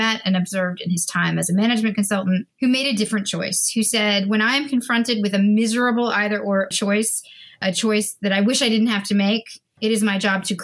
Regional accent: Canada; I'm a Canadian

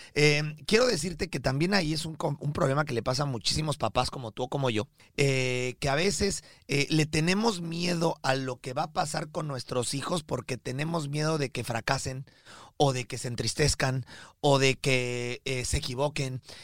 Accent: Mexico; Rodrigo y yo somos mexicanos de nacimiento, pero colombianos de corazón

